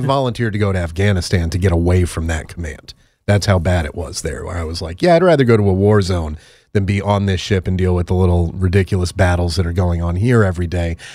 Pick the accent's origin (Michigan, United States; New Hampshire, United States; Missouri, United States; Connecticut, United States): Connecticut, United States; went to University of Connecticut in my home state